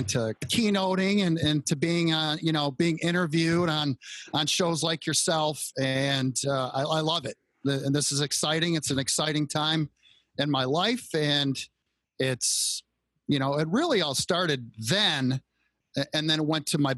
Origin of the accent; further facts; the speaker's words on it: Royal Oak, Michigan, United States; I grew up just outside of Detroit, Michigan, in a little suburb called Royal Oak